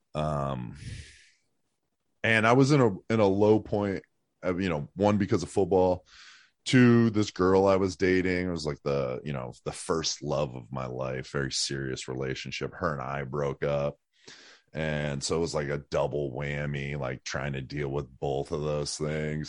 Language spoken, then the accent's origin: English; Erie, Pennsylvania, United States; moved away as an adult; I'm from Erie, Pennsylvania. Um, I grew up there till I was, like, eighteen